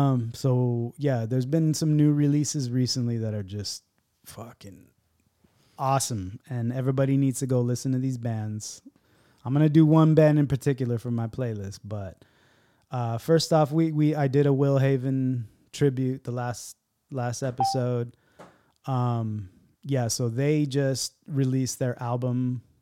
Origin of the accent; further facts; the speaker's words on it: San Diego, California, United States; I'm from San Diego.